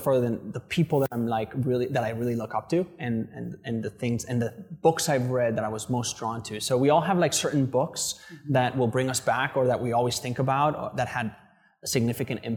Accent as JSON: {"language": "English", "town": "Madrid", "region": "Community of Madrid", "country": "Spain", "tie": "born or raised there", "also_born_or_lived": "London", "moved": "as an adult", "lives_now": "Vietnam", "said": "I grew up in Madrid my whole life till I was 18"}